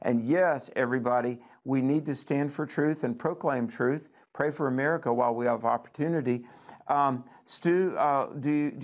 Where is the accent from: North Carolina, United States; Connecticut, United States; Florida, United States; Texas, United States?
North Carolina, United States; my home state of North Carolina